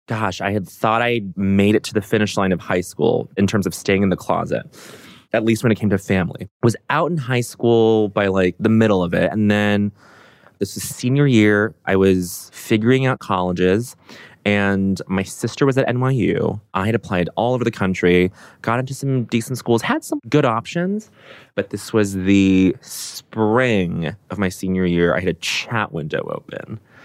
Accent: Aurora, Colorado, United States; I grew up in Aurora, Colorado, suburb outside of Denver.

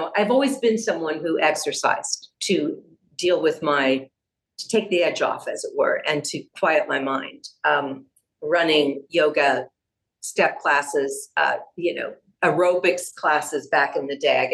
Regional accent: San Diego, California, United States; I grew up in San Diego.

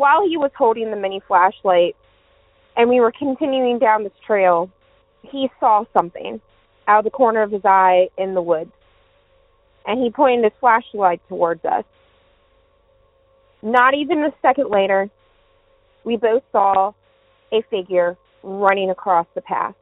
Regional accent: Maryland, United States; also born or lived in Southern Virginia; now in Virginia, United States; I'm originally from Maryland. Now I live in Southern Virginia

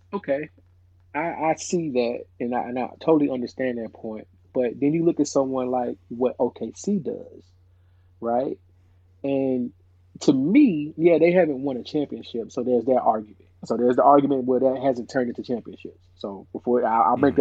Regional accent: Nashville, Tennessee, United States; growing up in Nashville, uh, Tennessee

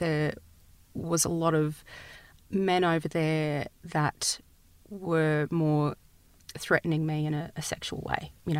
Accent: Australia

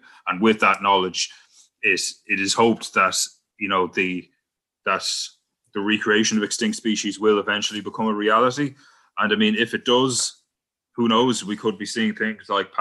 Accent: County Wicklow, Ireland; my hometown in Wicklow

